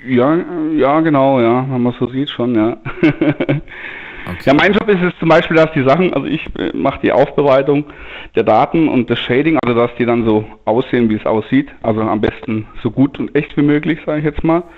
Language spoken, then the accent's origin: German; Denkingen, Baden-Württemberg, Germany; ich bin ich, aus Denkingen